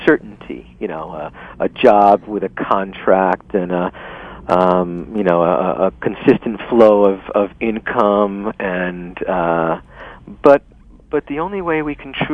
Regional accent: New York City, New York, United States; moved away; I was born and raised in New York City

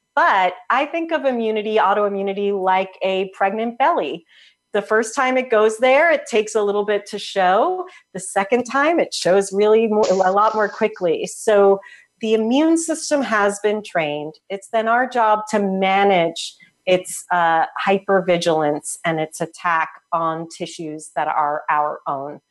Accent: New Jersey, United States; now in Portland, United States; I grew up in Jersey.

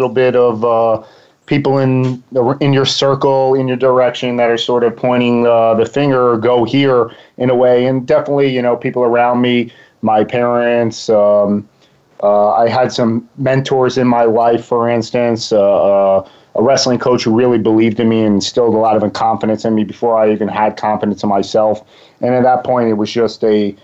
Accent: Long Island, New York, United States; accent: East Coast; now in Boca Raton, United States; I'm from Long Island, New York

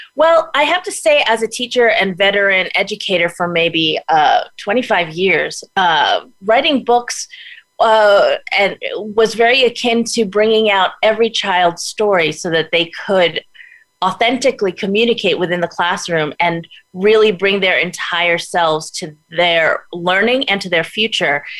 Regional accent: New York City, New York, United States; now in Los Angeles, United States; I was born in Brooklyn, New York, Brooklyn Heights

